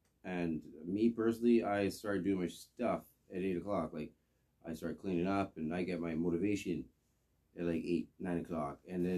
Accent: Victoria, British Columbia, Canada; I'm from Victoria.

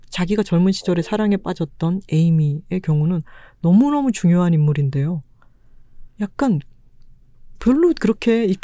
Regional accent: Busan, South Korea; now in Seoul, South Korea; 출신이잖아요. 네. 바다 앞에 살던 사람이 서울에 왔더니

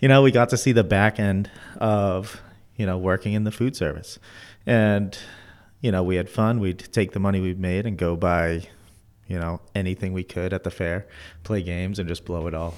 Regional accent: Methuen, Massachusetts, United States; I grew up in Methuen

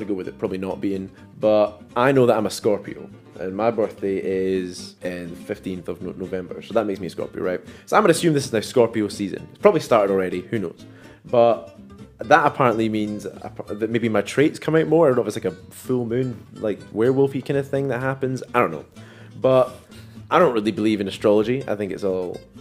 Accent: Dundee, Scotland, United Kingdom; I'm from Dundee.

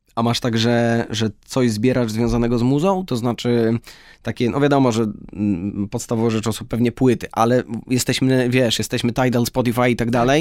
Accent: Lublin, Lublin Voivodeship, Poland; moved away; my, e, oboje oryginalnie jesteśmy z Lublina

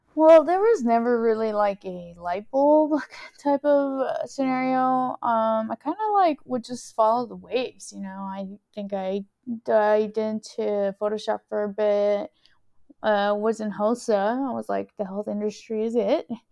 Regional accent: Houston, Texas, United States; also born or lived in California / College Station, Texas; I am originally from California. Um, my parents are Salvadorian, so that is, uh, my ethnicity. I'm first gen American, Salvadorian, and when I was around ten years old, we moved to Texas. And, uh, we moved to Houston, which is kind of where I've been living ever since.

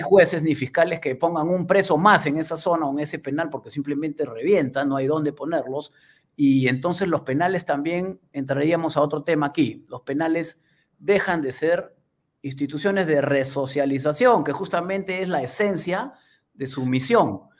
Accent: Peru; nuestra realidad como peruanos

